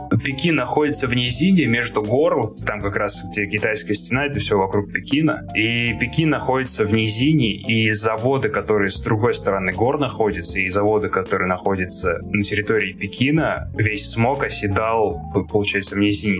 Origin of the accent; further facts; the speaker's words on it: Tolyatti, Samara Oblast, Russia; moved away as an adult; also born or lived in Moscow / New York; Я из Тольятти